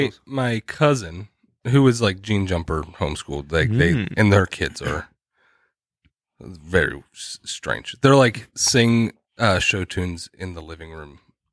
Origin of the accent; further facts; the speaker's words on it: Pennsylvania, United States; also born or lived in Indiana, Pennsylvania / Scranton, Pennsylvania; when we moved from Indiana, Pennsylvania to Scranton, Pennsylvania